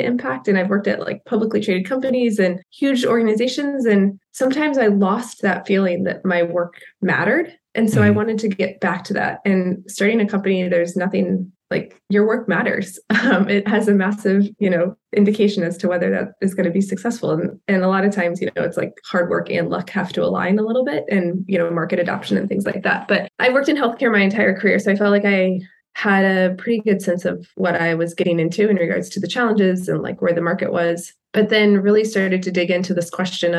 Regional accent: Kansas, United States; I grew up in Kansas

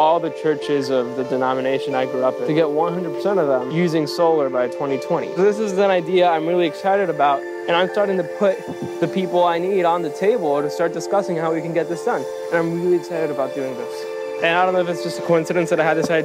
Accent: Puerto Rico; moved away; I'm from Puerto Rico.

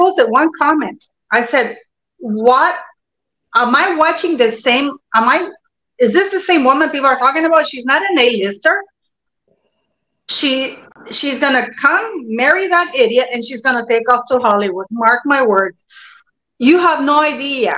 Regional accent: Canada; also born or lived in Norway; I'm Canadian. I live in Toronto, you know.

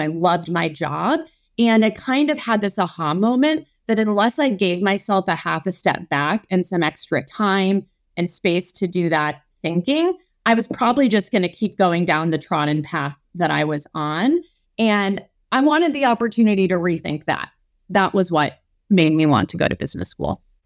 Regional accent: Midwest, United States; moved away; also born or lived in Chicago / Minneapolis / New Orleans / Stanford; I am a Midwesterner born and raised. My, I was born in Chicago, but I've lived in Minneapolis.

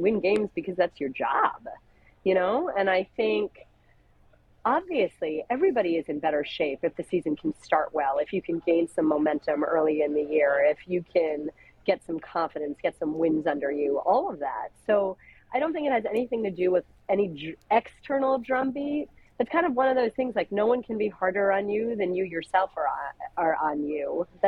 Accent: New Jersey, United States; I'm an Indian girl from Jersey

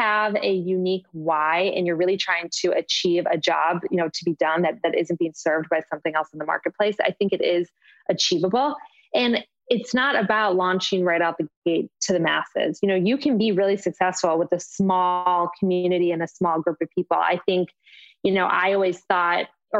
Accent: Michigan, United States; moved away; where I grew up in Michigan

